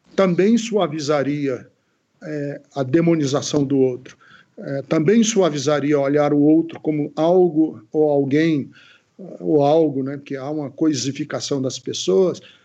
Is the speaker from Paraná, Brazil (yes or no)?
yes; Londrina, Paraná, Brazil; moved away; also born or lived in Ceará; eu passei grande parte da minha infância em Londrina, no Paraná